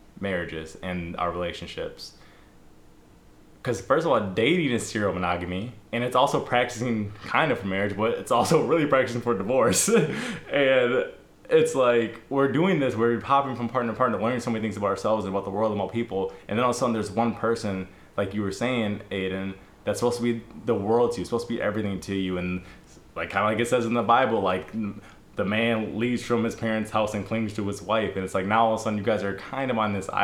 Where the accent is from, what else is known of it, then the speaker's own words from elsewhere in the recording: United States; we were raised in America and on relatively Christian traditions